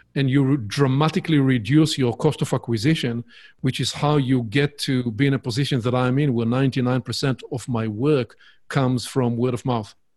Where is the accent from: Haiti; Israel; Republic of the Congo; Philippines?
Israel; accent: Hebrewish; English is a second language; my Hebrewish accent, uh, my charming accent.